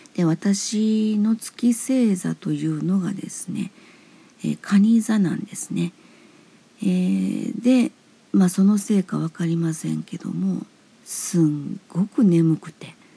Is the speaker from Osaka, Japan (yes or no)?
yes; Osaka, Japan; now in Hyogo, Japan; 私は大阪生まれ大阪育ち現在兵庫県に住んでいます